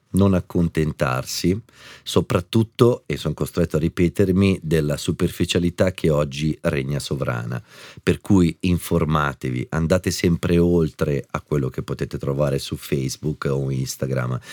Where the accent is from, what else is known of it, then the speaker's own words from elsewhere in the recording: Arezzo, Tuscany, Italy; moved away as an adult; also born or lived in Milan; Io sono partito da Arezzo, senza un soldo